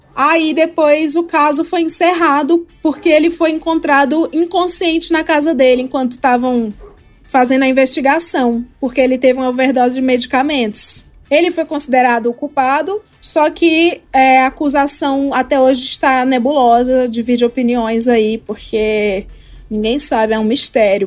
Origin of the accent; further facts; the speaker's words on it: Brazil; Como brasileiro